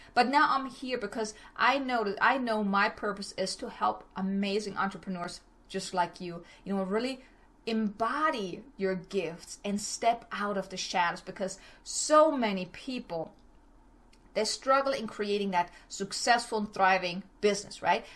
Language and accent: English; Germany; moved away as an adult; now in El Paso, United States; originally, I'm from Germany. I came to El Paso, Texas back in 2006 with my ex husband